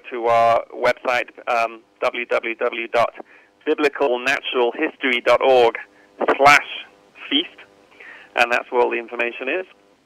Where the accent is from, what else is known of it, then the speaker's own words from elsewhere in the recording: United Kingdom; accent: British; I'm British